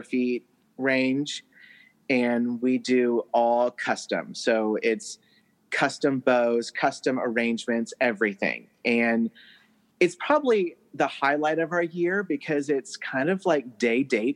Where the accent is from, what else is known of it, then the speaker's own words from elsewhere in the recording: Texas, United States; now in Tennessee, United States; I'm from Texas, so I grew up, you know, thinking that everything is bigger in Texas. But then I came to Tennessee